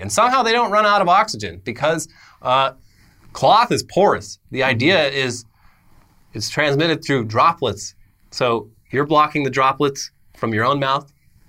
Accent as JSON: {"language": "English", "area": "Los Angeles County", "region": "California", "country": "United States", "said": "No, I'm from, officially, yeah, from Los Angeles County."}